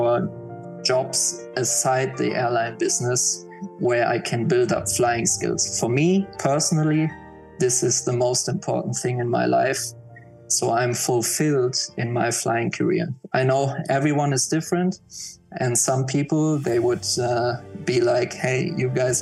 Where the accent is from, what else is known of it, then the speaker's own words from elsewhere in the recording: Mainz, Rhineland-Palatinate, Germany; I grew up quite close to Frankfurt Airport